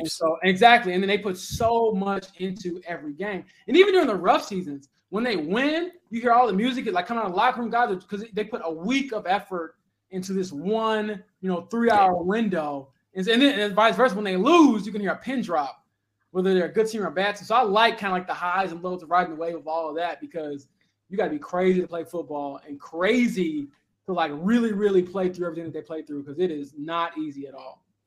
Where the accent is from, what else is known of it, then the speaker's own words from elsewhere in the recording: Romeoville, Illinois, United States; moved away as an adult; also born or lived in Northwest Indiana; now in Indianapolis, United States; I'm from Romeoville, Illinois